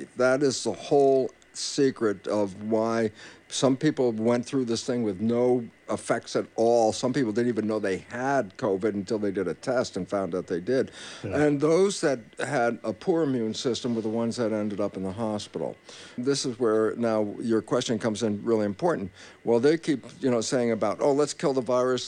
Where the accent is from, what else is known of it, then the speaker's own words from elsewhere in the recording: California, United States; being a Californian